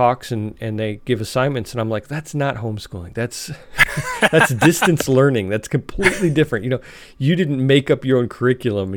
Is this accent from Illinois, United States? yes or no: yes; Chicago, Illinois, United States; moved away as an adult; now in Alabama, United States; I grew up in Chicago